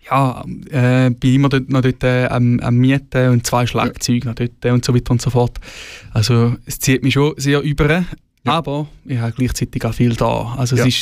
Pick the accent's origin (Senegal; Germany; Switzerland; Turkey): Switzerland; Thurgau; now in Zürich, Switzerland; Ähm, ich habe mega viele von meinen Thurgauer Leuten in Zürich.